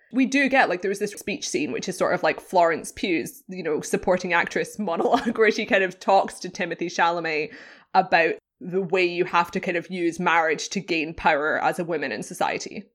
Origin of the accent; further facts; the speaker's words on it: United Kingdom; British. I'm British